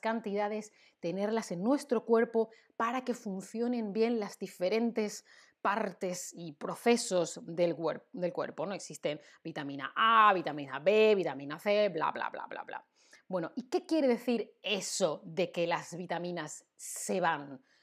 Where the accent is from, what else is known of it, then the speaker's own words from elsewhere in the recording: Spain; Yo, que soy de España, yo digo zumo